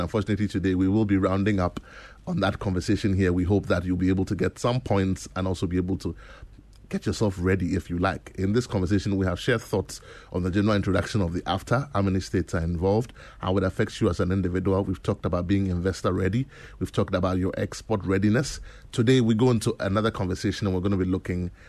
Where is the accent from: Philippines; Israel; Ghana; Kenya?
Ghana; we celebrate everything that makes us Ghanaian